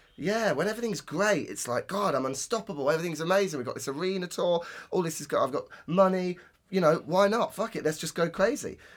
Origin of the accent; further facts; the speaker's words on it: Northampton, East Midlands, United Kingdom; Roadmender in my hometown